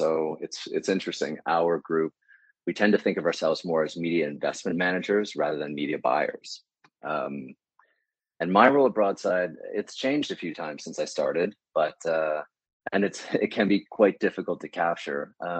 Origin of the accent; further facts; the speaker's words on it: Charlottetown, Prince Edward Island, Canada; also born or lived in Ottawa / Dartmouth, Nova Scotia; I was born in Ottawa. I was only there until I was about two. My family moved to Dartmouth, Nova Scotia when I was that age, and then on to Charlottetown when I was 10.